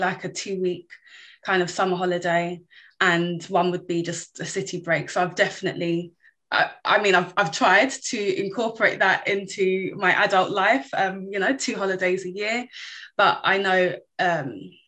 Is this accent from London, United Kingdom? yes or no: yes; London, United Kingdom; also born or lived in Newbury Park; I grew up in Wanstead. We lived in Newbury Park when I was first born, and we moved to Wanstead in East London, and I was there until I was about 26.